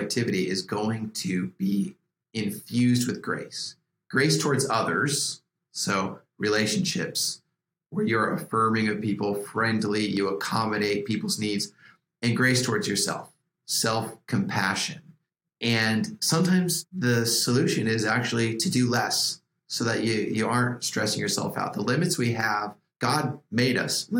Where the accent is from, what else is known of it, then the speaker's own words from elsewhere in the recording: Iowa, United States; moved away as an adult; I grew up in Iowa, which was a wonderful place to grow up.